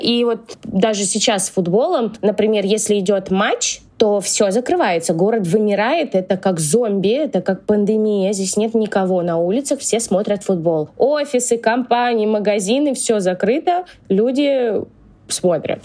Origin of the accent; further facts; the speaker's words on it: Russia; moved away as an adult; now in Argentina; я родилась в России